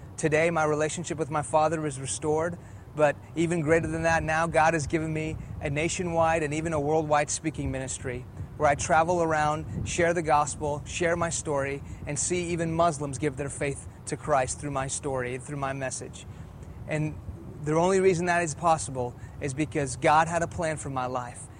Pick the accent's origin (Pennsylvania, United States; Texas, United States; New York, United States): Texas, United States; Houston; first language Persian; English is a second language; also born or lived in Iran; I was born here in Houston, Texas. When I was two years old, my family moved back to Iran, where my parents are from. In the late 70s, an Islamic revolution hit that country, and we moved back to Houston when I was in the middle of first grade. I didn't speak English, I spoke Farsi